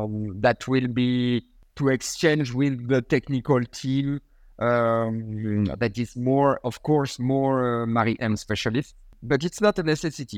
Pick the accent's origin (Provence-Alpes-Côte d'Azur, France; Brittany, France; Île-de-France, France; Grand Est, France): Provence-Alpes-Côte d'Azur, France; Port-Saint-Louis-du-Rhône; my hometown in Port Saint Louis